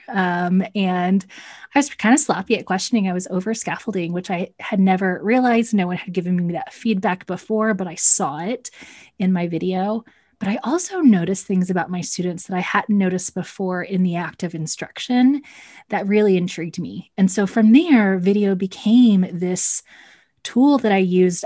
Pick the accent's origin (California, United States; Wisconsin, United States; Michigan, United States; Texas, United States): Texas, United States; moved away as an adult; also born or lived in Central Ohio; now in Ohio, United States; I say y'all because I am definitely from Texas, but I currently reside in the Midwest